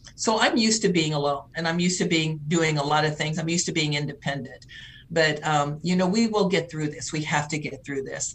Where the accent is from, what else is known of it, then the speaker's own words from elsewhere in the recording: St. Louis, Missouri, United States; now in Nebraska, United States; I was born and raised in the St. Louis area